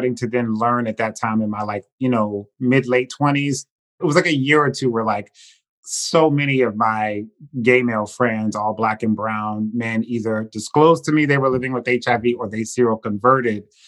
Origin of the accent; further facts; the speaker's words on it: Cleveland, Ohio, United States; I'm from Cleveland, Ohio